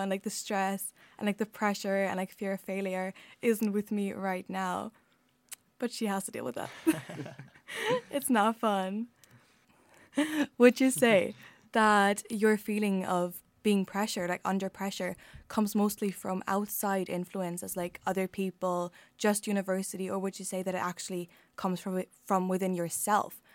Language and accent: English; Germany; English is a second language; moved away as an adult; now in Ireland; I'm from Germany